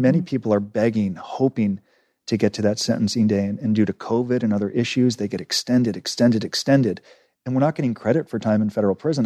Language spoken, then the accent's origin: English; Los Angeles, California, United States; I grew up in Los Angeles, Encino, which is a Jewish enclave about twenty minutes outside Los Angeles